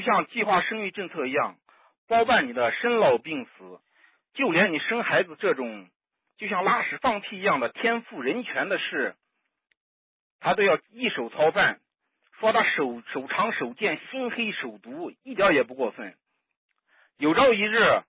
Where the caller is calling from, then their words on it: Xinjiang, China; 就是昨天还 新疆。